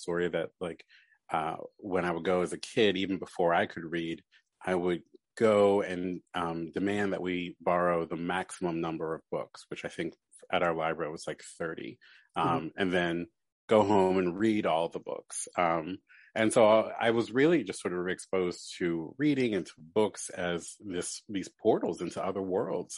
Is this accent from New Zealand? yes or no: no; Baltimore, Maryland, United States; moved away as an adult; also born or lived in New York; now in Philadelphia, United States; I grew up in Baltimore, then went to school in New York, and then moved back to Baltimore